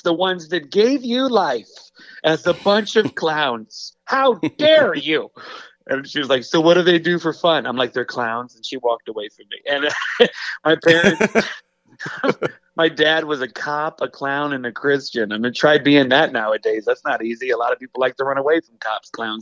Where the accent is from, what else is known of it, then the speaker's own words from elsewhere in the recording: Racine, Wisconsin, United States; now in the South, United States; I grew up in Racine, Wisconsin is where I was born, but I grew up on the border